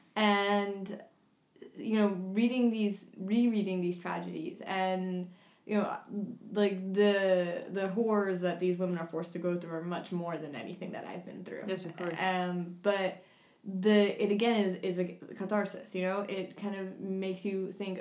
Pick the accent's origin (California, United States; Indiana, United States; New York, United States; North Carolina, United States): New York, United States; this is coming from the background of, of New York, but I'm from New York